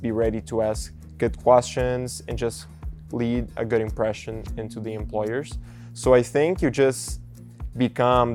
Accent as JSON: {"language": "English", "country": "Brazil", "second_language": "English", "moved": "as an adult", "lives_now": "Nebraska, United States", "said": "I'm originally from Brazil, and I came here to Nebraska for college in 2021"}